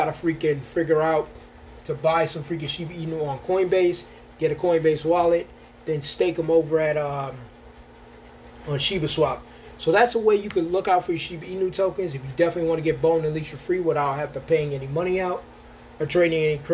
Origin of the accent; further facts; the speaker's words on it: Rochester, United States; moved away; when I lived in Rochester, my hometown